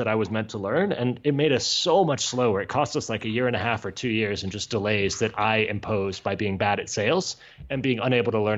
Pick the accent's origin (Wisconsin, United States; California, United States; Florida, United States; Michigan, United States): Florida, United States; near Miami; accent: American; also born or lived in Georgia; now in Barcelona, Spain; I grew up near Miami